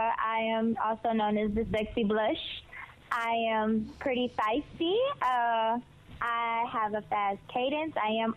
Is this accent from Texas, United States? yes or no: yes; Houston, Texas, United States; Born and raised in Houston, Texas.